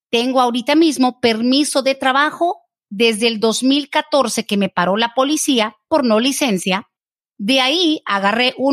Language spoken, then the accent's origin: Spanish; Mexico; Yo soy mexicana y sé que a los de México es muy difícil que podamos ganar el asilo.